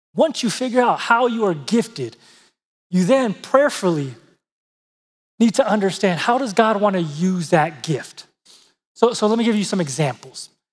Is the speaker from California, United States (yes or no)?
yes; San Diego, California, United States; I grew up in San Diego, California